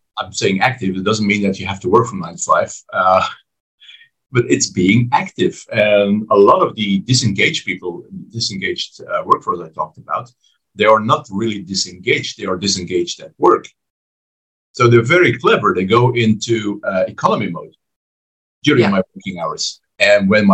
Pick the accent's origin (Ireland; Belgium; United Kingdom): Belgium; my home country of Belgium